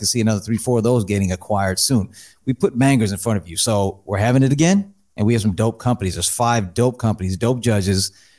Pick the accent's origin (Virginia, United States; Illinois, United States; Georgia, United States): Illinois, United States; Rockford; Rockford Interfaith Group, where I'm from, born and raised near Chicago